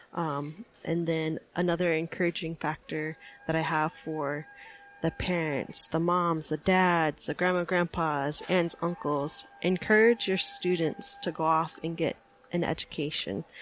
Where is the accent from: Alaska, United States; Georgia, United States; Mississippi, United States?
Alaska, United States; Anchorage; I am from Anchorage, Alaska, and my family comes from up north